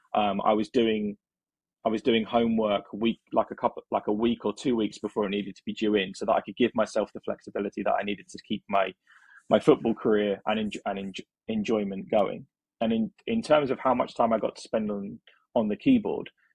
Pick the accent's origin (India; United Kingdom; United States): United Kingdom; England; born or raised there